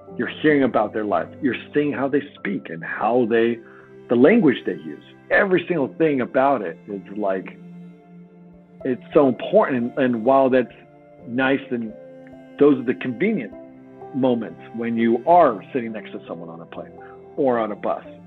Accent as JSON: {"language": "English", "region": "Oregon", "country": "United States", "tie": "born or raised there", "said": "I grew up in Oregon"}